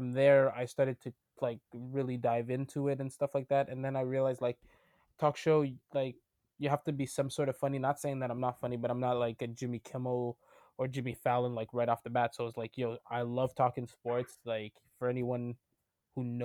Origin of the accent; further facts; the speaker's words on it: Montreal, Quebec, Canada; also born or lived in Ottawa, Canada; born and raised in Montreal.